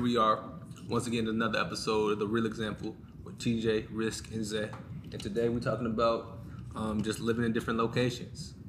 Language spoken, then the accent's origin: English; United States